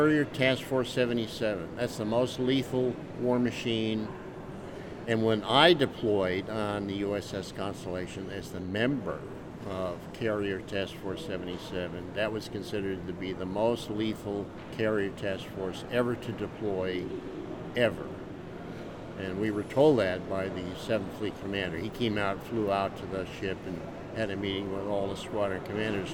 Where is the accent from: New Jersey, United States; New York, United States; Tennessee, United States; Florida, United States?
New York, United States; upstate; moved away; In upstate New York